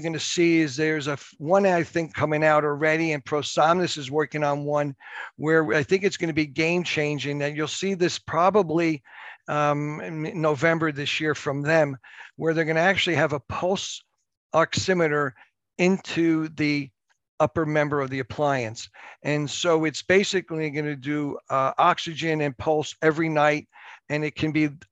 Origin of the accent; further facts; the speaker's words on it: United States; I'm from New Jersey, New York area. We talk fast.